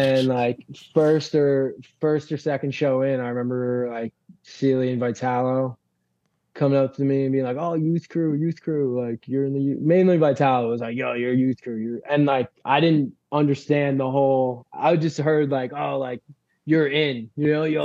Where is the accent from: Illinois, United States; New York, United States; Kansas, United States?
New York, United States; Lindenhurst; Lindenhurst high school kids, like just from my hometown